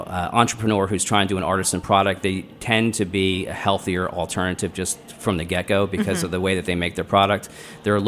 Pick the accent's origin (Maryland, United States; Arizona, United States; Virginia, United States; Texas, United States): Maryland, United States; Baltimore; also born or lived in New Orleans; I'm from Baltimore, but we used to come to D.C. on the weekends and try food